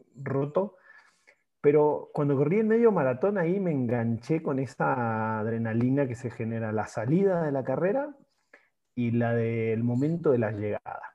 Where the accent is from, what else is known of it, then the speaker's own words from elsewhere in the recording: Argentina; now in Mexico; soy argentino, eh, ingeniero industrial de profesión, ex, ex fuerzas básicas de, New Soul Boys de Rosario